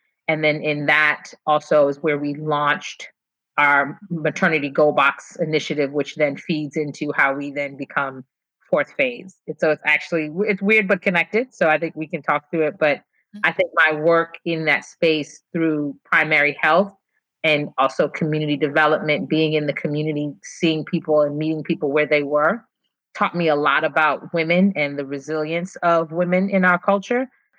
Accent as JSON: {"language": "English", "town": "New York City", "region": "New York", "country": "United States", "also_born_or_lived": "Ghana", "moved": "yes", "lives_now": "New Jersey, United States", "said": "But I'm originally from Brooklyn, by way of Ghana."}